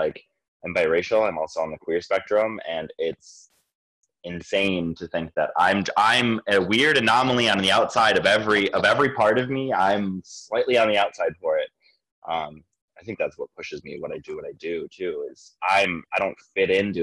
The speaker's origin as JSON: {"language": "English", "town": "Greendale", "region": "Wisconsin", "country": "United States", "tie": "born or raised there", "said": "I grew up in Greendale, Wisconsin. Greendale is just south of the city. It's about 10 minutes outside of downtown Milwaukee to the south."}